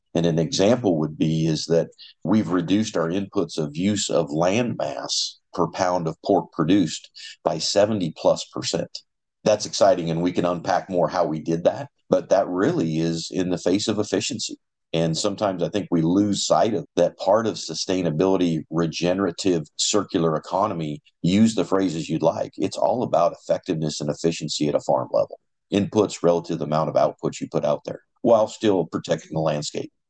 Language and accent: English; eastern Colorado, United States; moved away as an adult; now in Iowa, United States; Little history about my background I actually grew up in Colorado